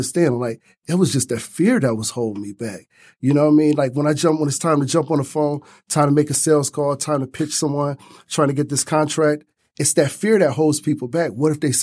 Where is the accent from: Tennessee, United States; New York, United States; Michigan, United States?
Michigan, United States; Detroit; Growing up on East Side Detroit